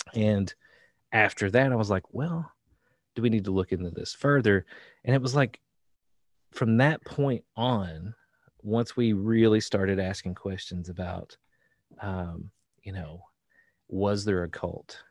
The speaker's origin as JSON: {"language": "English", "region": "Eastern Kentucky", "country": "United States", "tie": "born or raised there", "moved": "yes", "lives_now": "Central Kentucky, United States", "said": "I grew up in Eastern Kentucky. Um, where, where I'm right now is in Central Kentucky"}